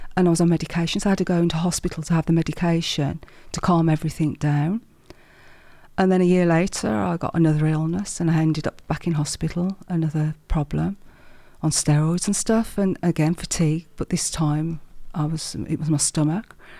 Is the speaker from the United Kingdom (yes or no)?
yes; Wolverhampton, West Midlands, United Kingdom; accent: Midlands; I'm a Wolverhampton girl, a black country girl, born and bred